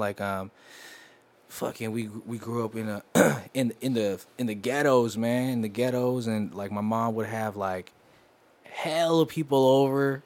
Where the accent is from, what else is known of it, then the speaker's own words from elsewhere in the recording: West Coast, United States; I'm from the West Coast